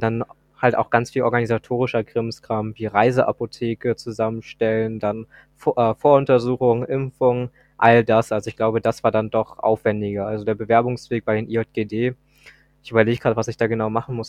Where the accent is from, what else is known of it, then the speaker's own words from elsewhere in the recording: Hamburg, Germany; ich komme aus Hamburg